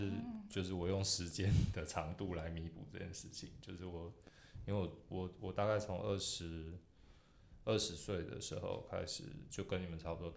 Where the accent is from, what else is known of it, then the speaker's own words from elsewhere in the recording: Taipei, Taiwan; also born or lived in Yonghe, New Taipei / New York; 我刚出生的时候是在新北市，在永和那边，然后后来就是妈妈全家搬到呃搬到大